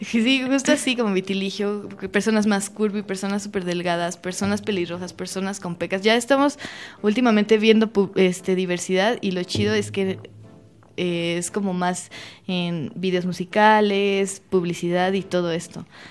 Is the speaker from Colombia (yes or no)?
no; Mexico; uno como mexicana